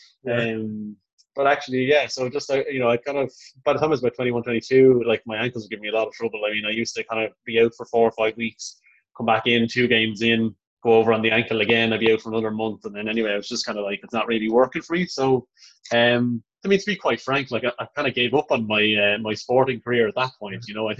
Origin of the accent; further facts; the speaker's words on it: Dublin, Leinster, Ireland; also born or lived in Manchester; And I started school in Dublin then. So my mom always talked about how quickly we lost our accents when we came over from Manchester, you know, like...